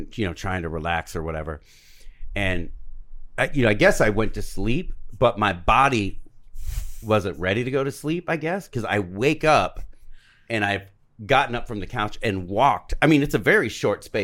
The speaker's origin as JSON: {"language": "English", "town": "Covina", "region": "California", "country": "United States", "said": "I'm from Covina, home of the Church of the Crystal Methodist"}